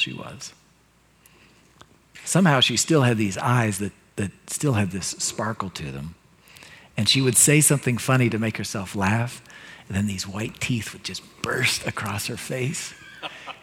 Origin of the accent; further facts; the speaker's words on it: United States; as an American Christian